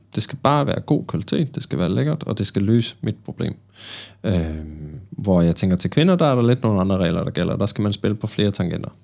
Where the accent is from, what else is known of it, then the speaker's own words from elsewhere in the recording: Bergen, Vestland, Norway; accent: Bergen Norwegian; jeg er fra Bergen